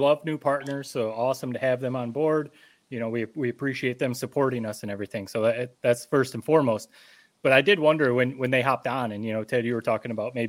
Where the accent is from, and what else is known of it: Owosso, Michigan, United States; born or raised there